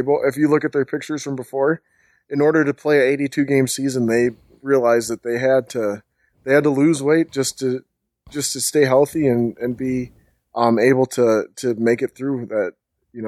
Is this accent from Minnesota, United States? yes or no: yes; Minnesota, United States; also born or lived in Bahamas; I was born in the Bahamas, and I went to, uh, school, elementary, middle school, high school in Minnesota.